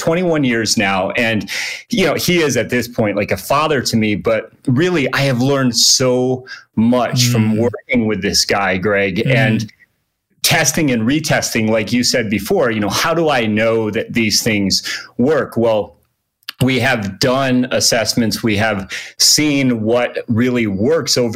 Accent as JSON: {"language": "English", "region": "Connecticut", "country": "United States", "tie": "born or raised there", "also_born_or_lived": "San Diego, California / Flagstaff, Arizona", "moved": "as an adult", "lives_now": "Reno, United States", "said": "I originally grew up back east in Connecticut, but I came out west"}